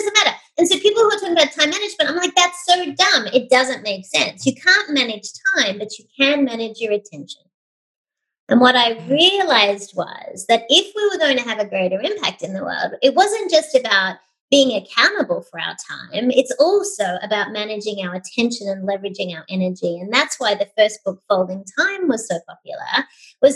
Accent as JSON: {"language": "English", "town": "Sydney", "region": "New South Wales", "country": "Australia", "moved": "as an adult", "lives_now": "United States", "said": "I hail from Sydney, Australia"}